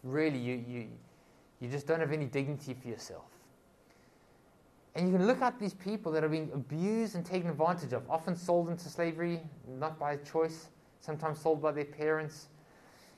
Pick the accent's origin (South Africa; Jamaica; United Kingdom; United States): South Africa; I come from South Africa